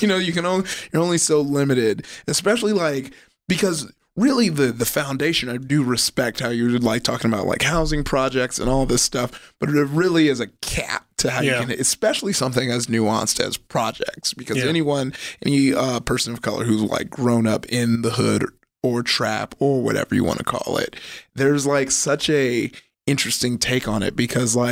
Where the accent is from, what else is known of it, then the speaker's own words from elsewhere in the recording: Compton, California, United States; also born or lived in Downey, California; I grew up in Compton. And then I moved to Downey when I was in like, I started going to school in Downey in eighth grade, but I didn't move to Downey till like 10th grade